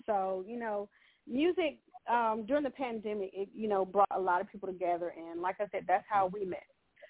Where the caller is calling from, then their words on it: Henderson, North Carolina, United States; I'm calling from Henderson, North Carolina.